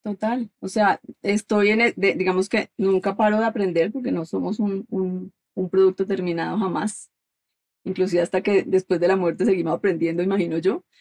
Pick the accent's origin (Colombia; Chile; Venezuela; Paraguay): Colombia; now in United States; soy colombiana